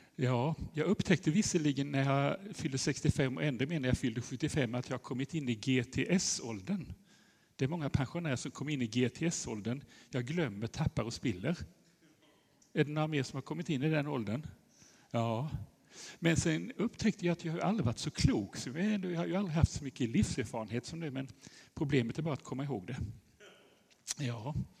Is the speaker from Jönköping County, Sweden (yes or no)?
yes; Eksjö, Jönköping County, Sweden; also born or lived in Nässjö; Jag kommer från Eksjö där jag bor sedan ett par år tillbaka men annars har jag bott och jobbat i Nässjö som skolpsykolog i hela mitt liv